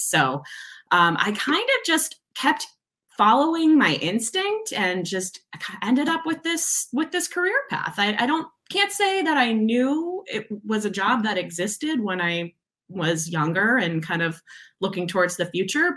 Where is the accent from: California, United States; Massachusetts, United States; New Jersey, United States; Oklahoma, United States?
Massachusetts, United States; moved away as an adult; also born or lived in Providence, Rhode Island; now in Seattle, United States; I was born and raised in Massachusetts, not too far from Boston